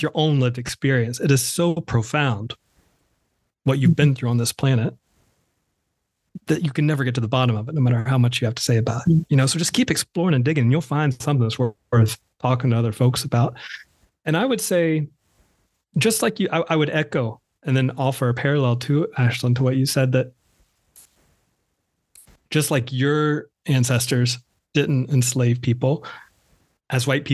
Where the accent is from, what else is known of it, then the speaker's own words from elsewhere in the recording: North Carolina, United States; moved away as an adult; now in Brooklyn, New York, United States; my home state of North Carolina